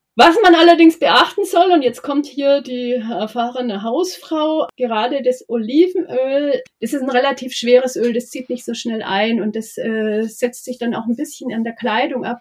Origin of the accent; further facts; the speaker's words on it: Nuremberg area, Bavaria, Germany; ich bin ja aus der Gegend von Nürnberg